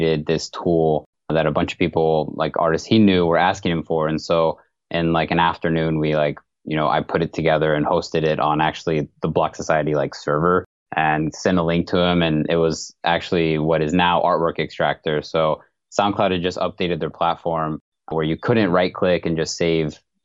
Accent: Atlanta, Georgia, United States; moved away as an adult; now in Pittsburgh, United States; I was born and raised in Atlanta.

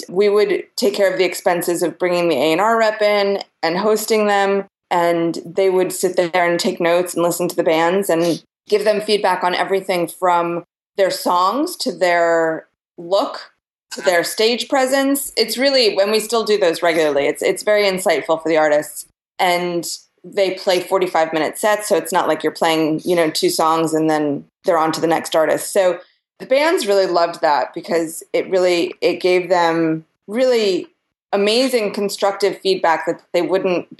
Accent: New York, United States; moved away as an adult; also born or lived in Austin, Texas; I grew up in New York, and I went to the High School of Performing Arts

